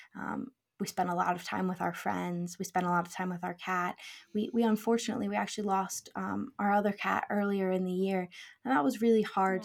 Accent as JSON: {"language": "English", "country": "United States", "tie": "born or raised there", "moved": "as an adult", "lives_now": "Scotland, United Kingdom", "said": "we grew up in the U S"}